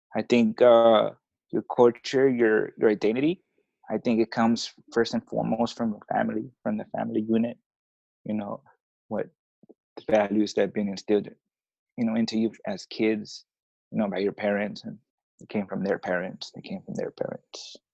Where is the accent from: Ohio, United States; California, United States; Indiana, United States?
California, United States; Oakland; first language Spanish; English is a second language; moved away as an adult; now in Tijuana, Mexico; I was born here in Tijuana. Um, I was I was raised in in Oakland. My mom took me to Oakland when I was I was like a couple months old